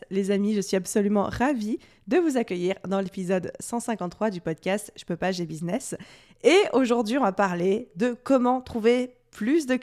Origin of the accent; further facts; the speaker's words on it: France; accent: French; avec mon super accent euh, à la française